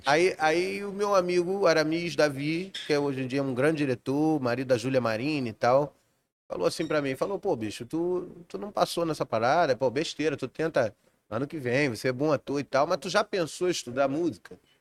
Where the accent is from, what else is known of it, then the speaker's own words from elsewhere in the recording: Rio de Janeiro, Brazil; also born or lived in Juiz de Fora, Minas Gerais; eu nasci em Juiz de Fora, mas com 20 dias de nascido eu vim pra Vila da Penha.